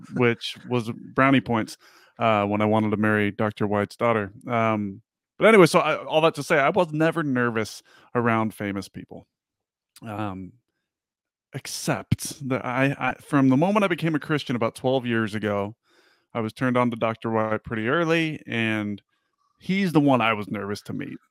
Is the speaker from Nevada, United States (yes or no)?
yes; Las Vegas, Nevada, United States; I grew up in Vegas